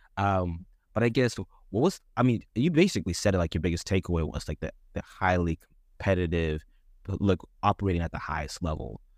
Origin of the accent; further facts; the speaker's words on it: Dallas, Texas, United States; where we come from from Dallas